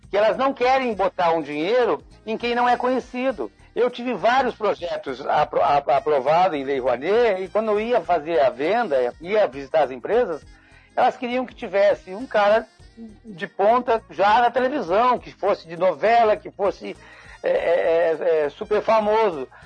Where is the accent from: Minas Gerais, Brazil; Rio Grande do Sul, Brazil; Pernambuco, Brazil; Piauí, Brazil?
Rio Grande do Sul, Brazil; nós viemos do Rio Grande do Sul, e aí é, chegamos no Rio de Janeiro, é, tentando fazer teatro